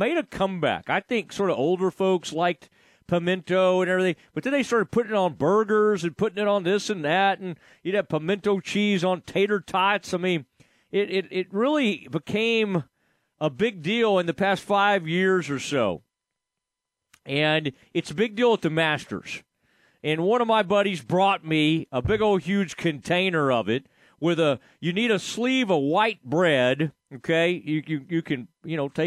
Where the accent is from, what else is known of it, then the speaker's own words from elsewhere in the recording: Kaufman County, Texas, United States; I was from Kaufman County